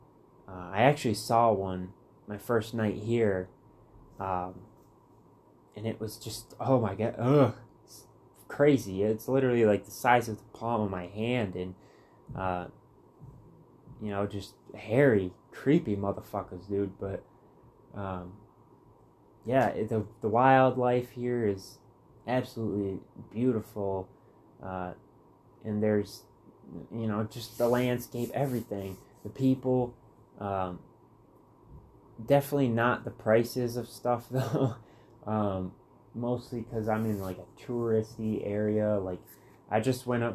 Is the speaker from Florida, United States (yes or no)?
no; Muskegon, Michigan, United States; moved away as an adult; growing up in Michigan my whole life